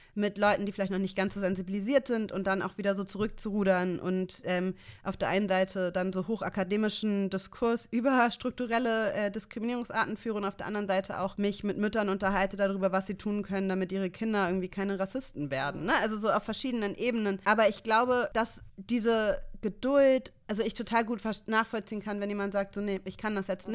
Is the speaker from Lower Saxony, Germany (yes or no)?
no; Hamburg, Germany; ich bin in Mümmelmannsberg aufgewachsen in Hamburg